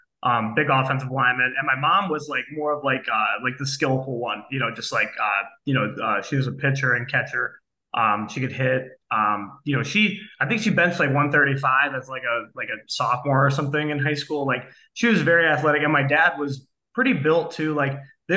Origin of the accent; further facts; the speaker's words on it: Akron, Ohio, United States; now in Kent, United States; I grew up in Akron, Ohio. I now live in Kent, Ohio